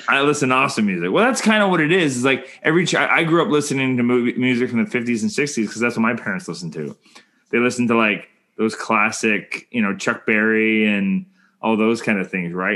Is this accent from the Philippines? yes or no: no; Canada; I'm Canadian filmmaker